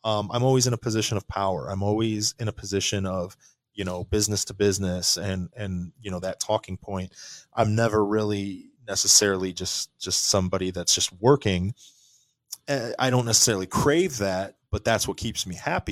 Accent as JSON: {"language": "English", "country": "United States", "tie": "born or raised there", "said": "I was born in the United States of America"}